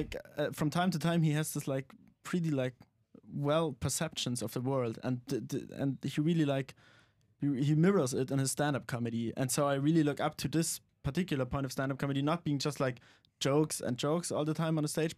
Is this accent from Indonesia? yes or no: no; Germany; English is a second language; with most of my friends I talk in German because I'm from Germany.